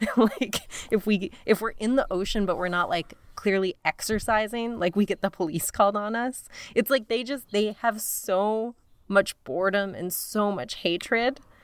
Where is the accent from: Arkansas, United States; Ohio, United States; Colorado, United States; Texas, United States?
Colorado, United States; Denver; I grew up in Denver and I worked at a T C B